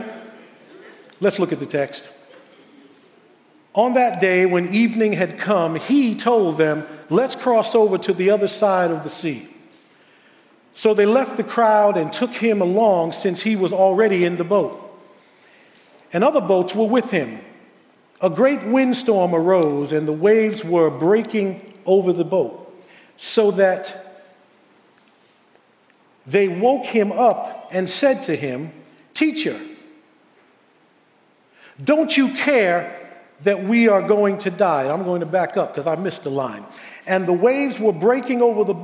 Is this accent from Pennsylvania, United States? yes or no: no; New York City, New York, United States; moved away as an adult; now in West Babylon, United States; I was born and raised in Queens, so I love Queens